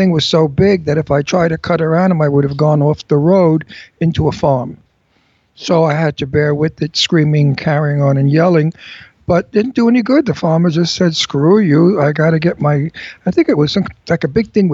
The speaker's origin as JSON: {"language": "English", "region": "New York", "country": "United States", "also_born_or_lived": "Pennsylvania", "moved": "yes", "lives_now": "California, United States", "said": "I'm a New Yorker"}